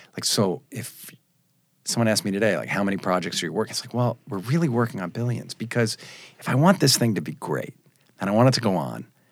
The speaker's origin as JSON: {"language": "English", "area": "Long Island", "region": "New York", "country": "United States", "tie": "born or raised there", "said": "I was born on Long Island"}